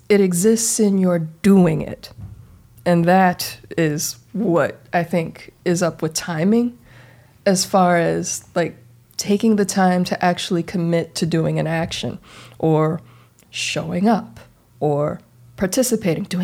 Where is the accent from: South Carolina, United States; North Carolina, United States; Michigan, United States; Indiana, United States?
Indiana, United States; now in California, United States; and I, I didn't come to California until 2005. Like, I, like, I grew up in Indiana.